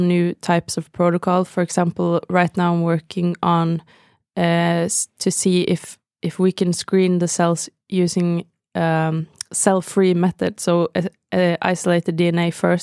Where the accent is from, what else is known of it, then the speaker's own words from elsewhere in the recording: Bergen, Vestland, Norway; moved away as an adult; I'm from Bergen on the west coast of Norway.